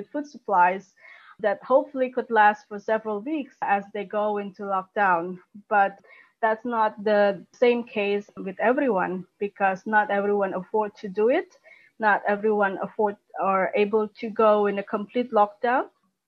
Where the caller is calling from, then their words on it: Jakarta, Indonesia; I'm speaking here from Jakarta, actually, where the COVID pandemic has still hitting hard.